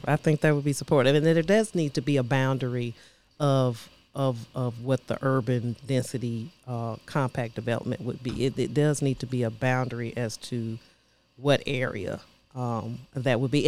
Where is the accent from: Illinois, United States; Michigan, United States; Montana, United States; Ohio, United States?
Illinois, United States; Chicago; now in Nashville, United States; I'm originally from Chicago, Illinois.